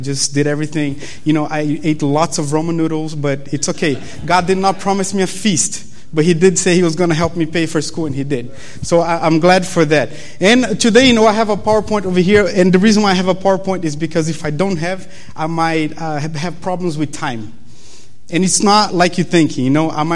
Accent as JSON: {"language": "English", "country": "Brazil", "second_language": "English", "moved": "as an adult", "lives_now": "Berrien Springs, United States", "said": "you guys probably noticed my accent, you know, the fact that I'm from Brazil"}